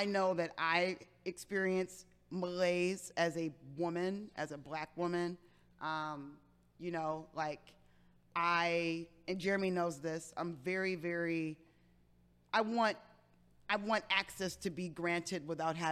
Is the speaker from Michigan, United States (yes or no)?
yes; Detroit, Michigan, United States; I'm originally from Detroit, Michigan